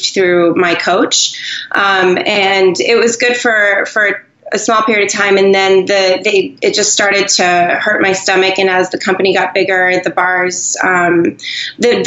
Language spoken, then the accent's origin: English; New Hampshire, United States; moved away; also born or lived in Boston; I'm from New Hampshire, and I vacation in Maine